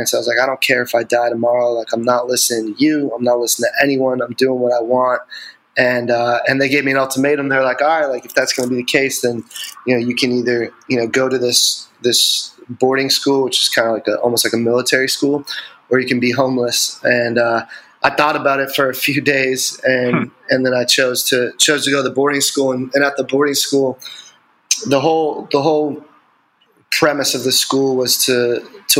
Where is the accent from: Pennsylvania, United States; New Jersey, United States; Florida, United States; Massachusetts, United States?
Massachusetts, United States; Andover; I grew up in Andover, Massachusetts, which is about like 25 minutes north of Boston.